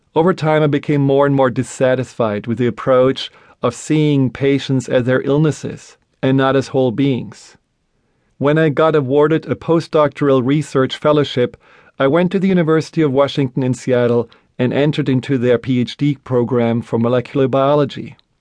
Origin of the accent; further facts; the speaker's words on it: Black Forest, Baden-Württemberg, Germany; I grew up in Germany, in a small town in the middle of the Black Forest.